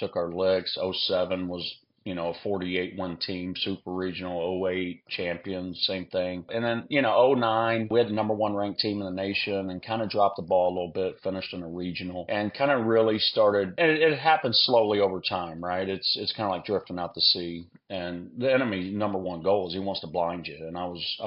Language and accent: English; Houston, Texas, United States; moved away as an adult; now in Lafayette, United States; we're from Texas in the Houston area